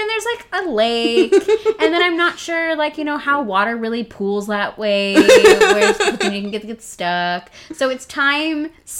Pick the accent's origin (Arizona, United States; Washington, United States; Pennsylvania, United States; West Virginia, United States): Arizona, United States; growing up in Arizona